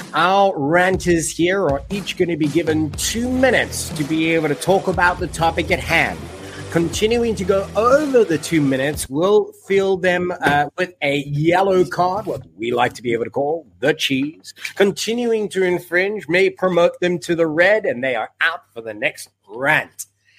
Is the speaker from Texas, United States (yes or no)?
no; Des Moines, Iowa, United States; the Des Moines Rugby Football Club in my hometown